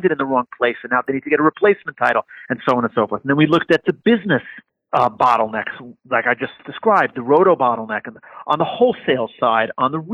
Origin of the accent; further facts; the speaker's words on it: New York, United States; my hometown in New York